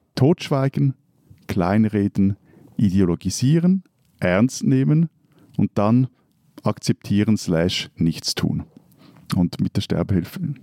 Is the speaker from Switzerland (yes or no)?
yes; Switzerland; bei uns in der Schweiz